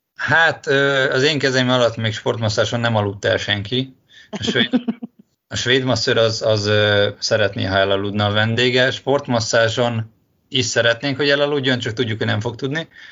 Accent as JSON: {"language": "Hungarian", "country": "Hungary", "moved": "yes", "lives_now": "Budapest, Hungary", "said": "én vidéki vagyok"}